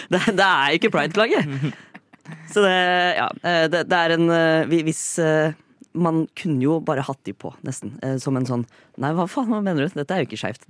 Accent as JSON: {"language": "Norwegian", "town": "Fredrikstad", "region": "Østfold", "country": "Norway", "said": "jeg er fra Fredrikstad."}